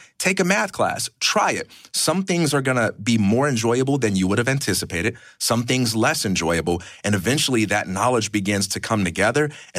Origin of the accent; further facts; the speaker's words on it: Chicago, Illinois, United States; I'm from Chicago, Illinois.